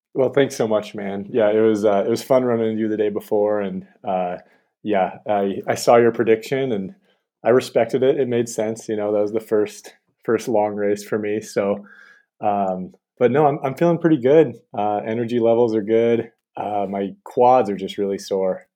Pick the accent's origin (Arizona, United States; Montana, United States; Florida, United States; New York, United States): Montana, United States; I'm from Montana, so I just, I moved right back